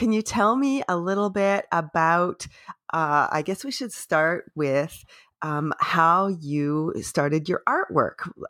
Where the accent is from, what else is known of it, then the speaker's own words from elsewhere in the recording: Canada; I am unapologetically Canadian